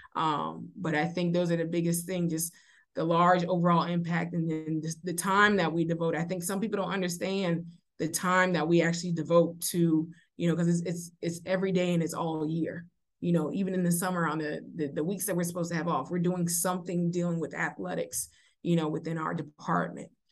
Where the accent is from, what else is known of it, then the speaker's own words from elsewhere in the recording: Beaufort, South Carolina, United States; also born or lived in Providence, Rhode Island; I am born and raised in Beaufort, South Carolina, so Beaufort is home.